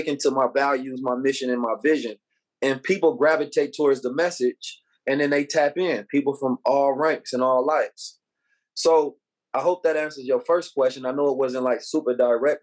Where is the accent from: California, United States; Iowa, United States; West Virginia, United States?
California, United States; Oakland; I grew up in Oakland, California, under a very like militant Black Muslim paradigm